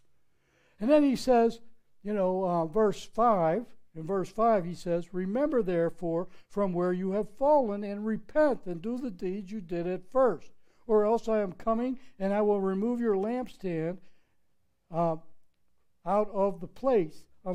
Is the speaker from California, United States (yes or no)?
no; Pittsburgh, Pennsylvania, United States; now in Palm Beach, United States; my hometown, Pittsburgh, Pennsylvania